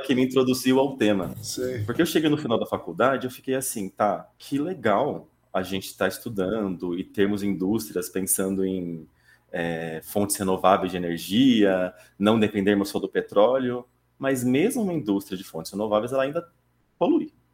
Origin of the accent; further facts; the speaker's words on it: Taquaritinga, São Paulo, Brazil; Eu comecei lá atrás, né, no interior de São Paulo, uma cidadezinha chamada Taquaritinga